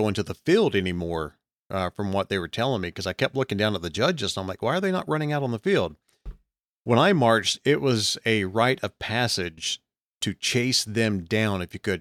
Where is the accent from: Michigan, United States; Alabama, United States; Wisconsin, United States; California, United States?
Alabama, United States; also born or lived in Texas